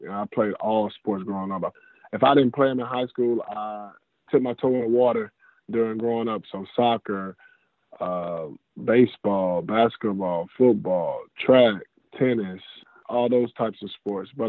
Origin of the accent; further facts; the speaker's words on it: Jackson, Mississippi, United States; also born or lived in Stillwater, Oklahoma; I was born in Stillwater, Oklahoma. Uh, I've traveled, lived in Missouri, Texas, Alabama, California, different places. But I reside in Jackson, Mississippi I claim Jackson, Mississippi. That's where I'm from.